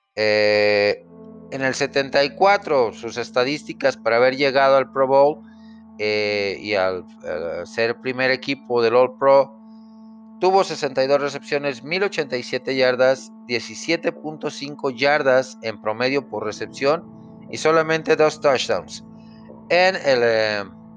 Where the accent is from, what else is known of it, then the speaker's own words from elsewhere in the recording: Mexico; como latino, como mexicano